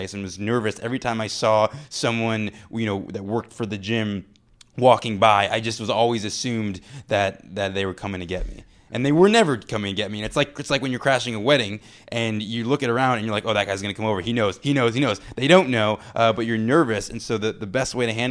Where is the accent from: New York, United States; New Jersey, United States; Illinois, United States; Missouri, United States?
Illinois, United States; Chicago; I grew up in Hyde Park, right by the University of Chicago